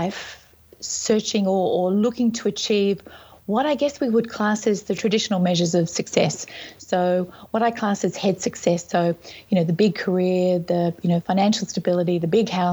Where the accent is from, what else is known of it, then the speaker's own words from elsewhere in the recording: Sydney, New South Wales, Australia; also born or lived in Whistler, Canada; I'm from Sydney, Australia, and also from Whistler, Canada